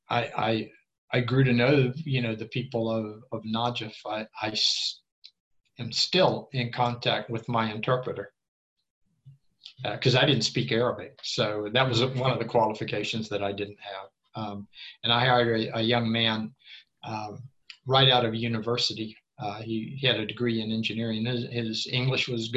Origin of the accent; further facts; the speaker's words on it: Tampa, Florida, United States; moved away as an adult; now in Sweden; I grew up in Tampa, a Spanish-speaking town